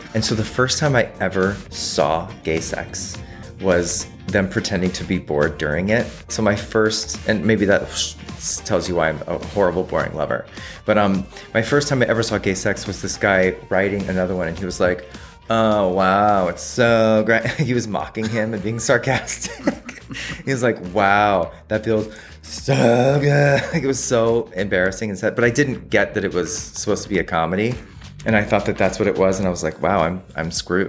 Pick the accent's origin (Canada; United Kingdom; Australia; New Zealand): Australia; I'm Australian. I said Nicole Kidman and Willem Dafoe.